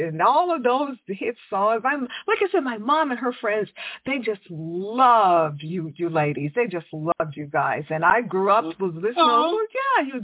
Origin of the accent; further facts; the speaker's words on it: Houston, Texas, United States; I grew up in Houston